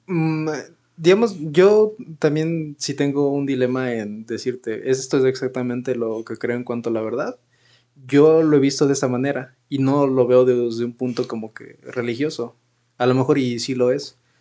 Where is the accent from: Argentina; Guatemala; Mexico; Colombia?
Mexico; como mexicanos